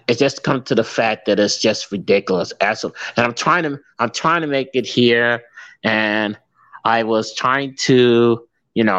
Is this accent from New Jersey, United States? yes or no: yes; New Jersey, United States; now in St. Louis, United States; I can't tell you the state, but it's two letters, NJ